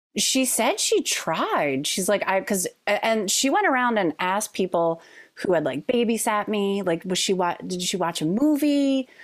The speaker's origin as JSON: {"language": "English", "area": "Bucks County", "region": "Pennsylvania", "country": "United States", "tie": "born or raised there", "said": "I grew up in Bucks County"}